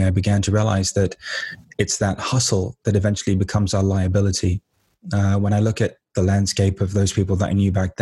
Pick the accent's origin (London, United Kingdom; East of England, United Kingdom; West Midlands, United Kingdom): London, United Kingdom; I came from East London. East London was basically like a jungle when I was growing up.